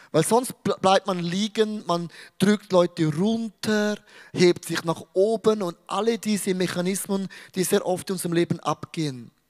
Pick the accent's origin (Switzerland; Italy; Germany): Switzerland; Weil ich bin ein Schweizer. Ich schaue Dinge sehr neutral an.